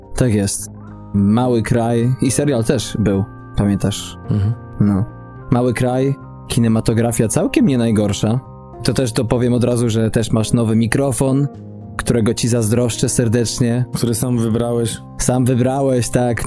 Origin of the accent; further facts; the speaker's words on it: Poland; moved away; naszym kraju nadwiślańskim